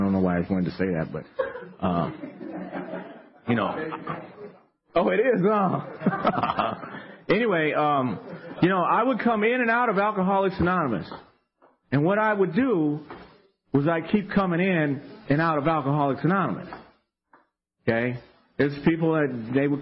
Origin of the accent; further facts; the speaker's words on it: Fresno, California, United States; now in Sacramento, United States; I'm from Fresno